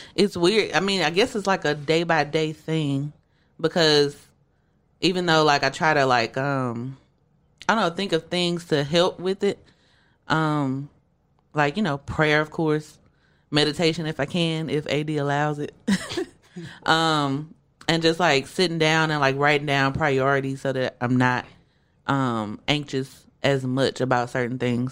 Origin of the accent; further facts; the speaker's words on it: Shreveport, Louisiana, United States; I am from Shreveport, Louisiana